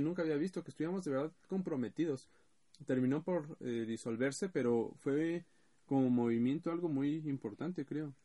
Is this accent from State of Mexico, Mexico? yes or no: yes; Ecatepec, State of Mexico, Mexico; soy del Estado de México y sabrán mejor, soy de Ecatepec